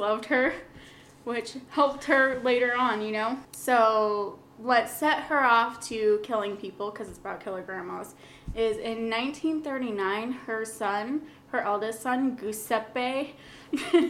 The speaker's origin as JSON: {"language": "English", "region": "Oregon", "country": "United States", "tie": "born or raised there", "also_born_or_lived": "Kansas", "moved": "yes", "said": "I grew up in Oregon. I was born in Kansas"}